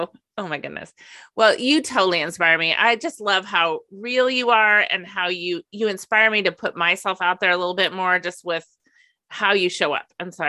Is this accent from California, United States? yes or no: yes; Napa Valley, California, United States; moved away; also born or lived in San Francisco Bay Area / Minnesota; I grew up in the Napa Valley